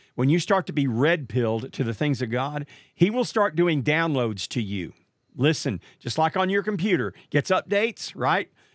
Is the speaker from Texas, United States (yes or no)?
yes; Marshall, Texas, United States; I lived in a small town known as Marshall, Texas, which happens to be the hometown of Big George Foreman